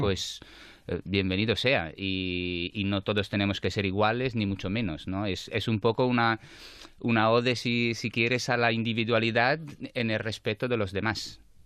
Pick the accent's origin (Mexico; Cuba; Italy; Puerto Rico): Italy; Naples, Campania; Spanish is a second language; moved away as an adult; also born or lived in Madrid; now in Barcelona, Spain; soy napolitano, sí. Aunque lleve 15 años aquí